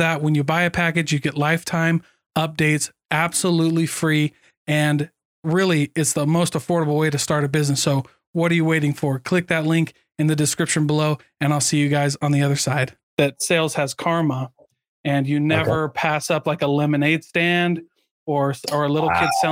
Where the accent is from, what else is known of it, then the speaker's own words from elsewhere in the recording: Iowa, United States; I grew up in Iowa and we lived right next to Nauvoo, Illinois